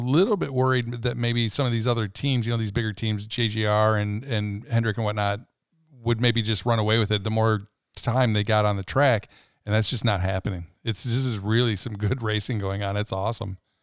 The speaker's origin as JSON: {"language": "English", "town": "Rockford", "region": "Illinois", "country": "United States", "tie": "born or raised there", "said": "as a kid, you know, growing up in Rockford, Illinois"}